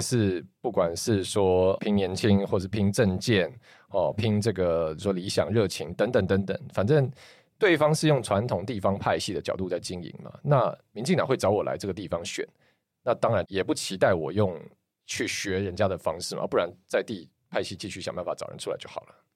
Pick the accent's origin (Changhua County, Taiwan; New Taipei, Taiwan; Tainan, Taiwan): New Taipei, Taiwan; Zhonghe; 因为我的渊源就是我是外省家庭嘛，然后我爷爷奶奶，我爷爷是军人啦，所以也是嗯。一九四九年来台湾。那我爷爷奶奶到台湾以后，其实他们就一直住在中和，然后所以我爸小时候也是在中和南山路出生长大。后来当然我爸在台北市买房子嘛，但我小时候还是 包括说我们每一年过年就是回综合，然后我小时候有时候给，给我奶奶带，所以也是会在综合这边